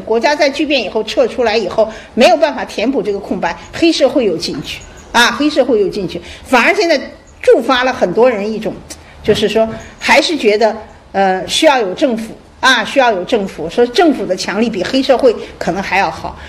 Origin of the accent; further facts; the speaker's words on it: China; 我们中国人这边